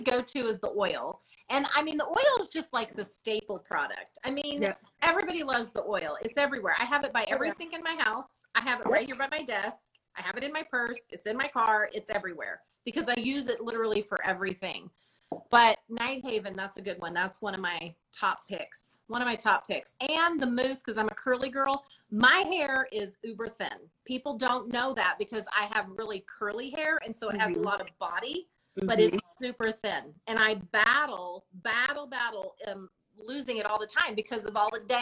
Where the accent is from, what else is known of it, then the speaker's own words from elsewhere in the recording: Modesto, California, United States; moved away; I was raised in the North Central Valley up by Modesto area